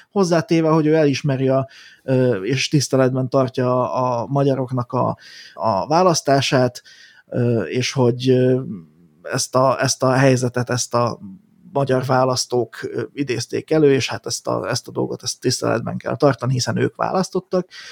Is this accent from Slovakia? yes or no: yes; Slovakia; mi ugye szlovákiai magyarként